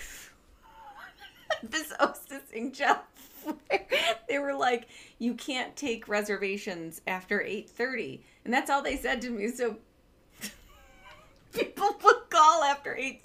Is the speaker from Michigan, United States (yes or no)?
yes; Detroit, Michigan, United States; now in Chicago, United States; I'm from Detroit